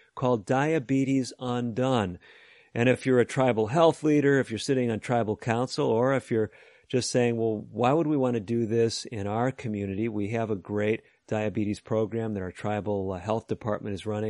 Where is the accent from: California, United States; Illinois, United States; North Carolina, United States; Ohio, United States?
Illinois, United States; Chicago; also born or lived in Oklahoma / northern Indiana; now in Fort Wayne, United States; I grew up actually in the Chicago area